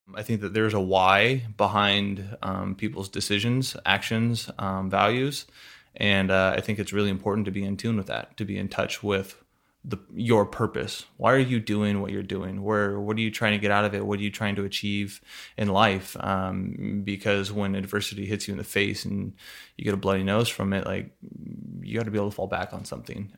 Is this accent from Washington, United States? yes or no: yes; Burlington, Washington, United States; I grew up in a small town, uh, Burlington, Washington.